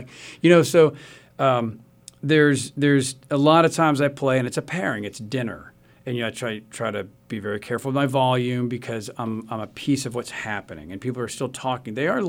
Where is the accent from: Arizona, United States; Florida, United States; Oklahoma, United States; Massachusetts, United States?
Oklahoma, United States; Tulsa; moved away; I say I live outside Chicago, but I'm from Tulsa, Oklahoma, which to people like me is the center of the universe.